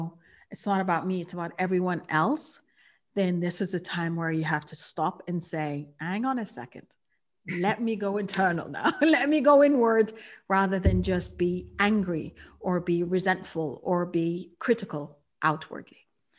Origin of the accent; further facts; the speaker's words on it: Kuwait; For me, I realized that I was born and raised in Kuwait. And so I'm a third culture kid.